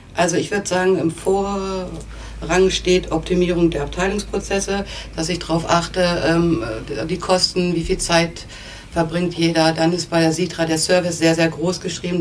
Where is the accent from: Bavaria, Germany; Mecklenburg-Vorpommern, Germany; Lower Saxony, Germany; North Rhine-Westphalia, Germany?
Lower Saxony, Germany; Neustadt am Rübenberge; in Neustadt am Rübenberge, das ist ähm, eine Kleinstadt bei Hannover. Ähm, auch mit ähm, ein bisschen landschaftlichen Flair, also nicht typisch Stadt. Und ähm, für mich ist es eine tolle Stadt gewesen zum Aufwachsen.